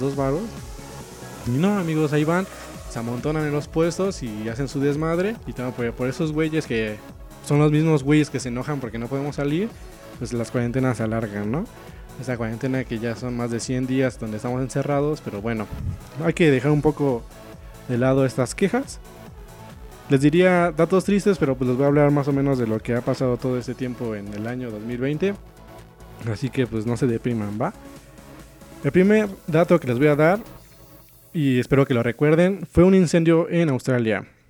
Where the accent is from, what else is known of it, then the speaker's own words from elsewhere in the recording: Mexico; para los que somos de México